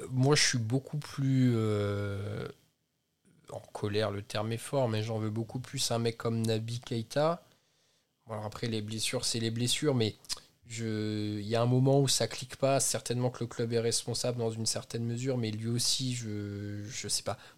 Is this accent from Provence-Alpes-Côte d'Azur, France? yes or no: no; Normandy, France; Je viens de Normandie